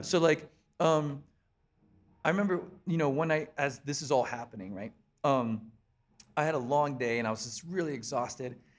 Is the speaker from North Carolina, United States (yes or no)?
no; Columbia, South Carolina, United States; moved away as an adult; also born or lived in Pennsylvania; I was pretty much basically born and raised in Columbia, South Carolina, and then in two thousand six, I moved up to Pennsylvania to join the band